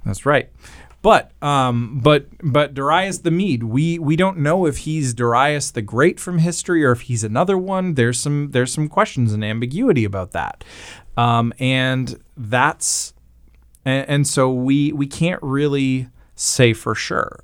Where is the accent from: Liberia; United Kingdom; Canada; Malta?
Canada; I am Canadian